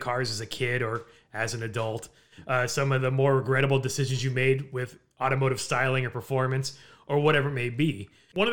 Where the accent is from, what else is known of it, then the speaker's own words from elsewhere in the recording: Southern California, United States; growing up in Southern California, you're lucky if you have like a foot or two of additional space